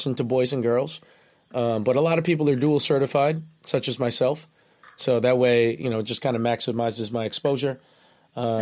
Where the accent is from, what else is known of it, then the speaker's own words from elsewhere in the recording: Nassau County, New York, United States; I'm from Nassau County